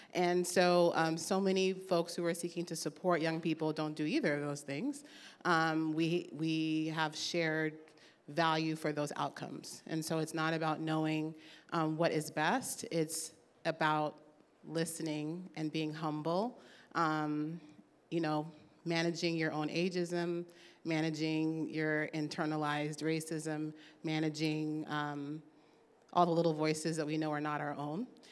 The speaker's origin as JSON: {"language": "English", "town": "Oakland", "region": "California", "country": "United States", "tie": "born or raised there", "said": "I was raised here. I'm proud to be from Oakland."}